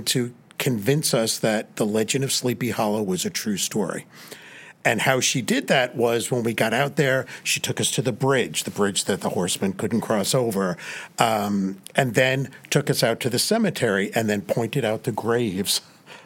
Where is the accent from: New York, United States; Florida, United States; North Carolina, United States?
New York, United States; Hudson Valley; also born or lived in Georgia; now in Ohio, United States; I was born and raised in the Hudson Valley of New York State